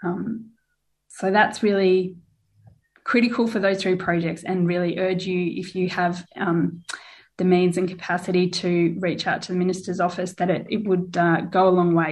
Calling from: Whadjuk Noongar country, Western Australia, Australia; I'm calling in from Wajak Noongar Buja.

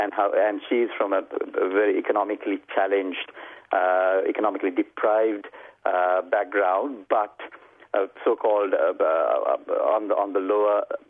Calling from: Melbourne, Victoria, Australia; From Melbourne in Mel Park.

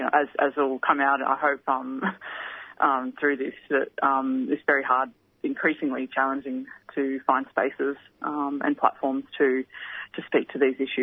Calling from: Victoria, Australia; I'm tuning in from Wurundjeri country, and I just want to acknowledge and pay my respects to the Koori community of Victoria during NAIDOC week.

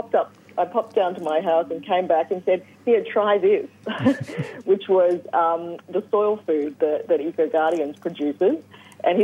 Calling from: Hobart, Tasmania, Australia; I'm actually in the beautiful Hobart.

